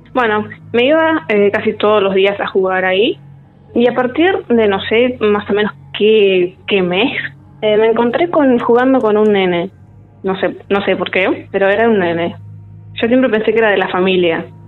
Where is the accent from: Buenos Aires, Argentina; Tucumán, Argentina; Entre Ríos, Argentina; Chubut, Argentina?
Chubut, Argentina; Trelew; nacida y criada en Trelew